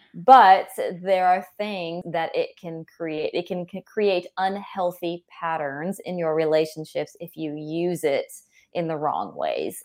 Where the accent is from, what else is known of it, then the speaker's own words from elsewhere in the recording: California, United States; I grew up, um, and I'm from California